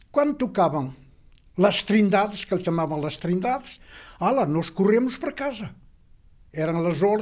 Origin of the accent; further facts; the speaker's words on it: Freixiosa, Bragança District, Portugal; Eh, nascido e criado em Freixiosa de Vila Sada Braciosa, Miranda do Douro.